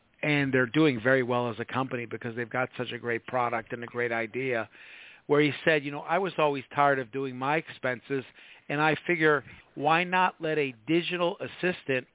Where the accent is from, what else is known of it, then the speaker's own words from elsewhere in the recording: Midwest, United States; moved away; I come from the Midwest originally